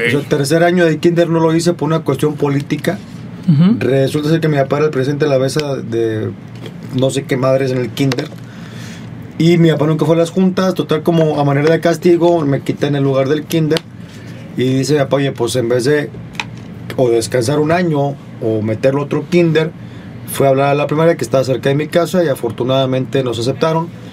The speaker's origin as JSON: {"language": "Spanish", "town": "Monterrey", "region": "Nuevo León", "country": "Mexico", "said": "Soy de Monterrey."}